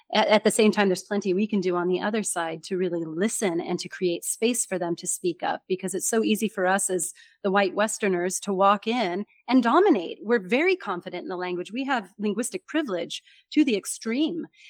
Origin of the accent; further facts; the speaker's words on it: United States; accent: American; first language English; I'm from America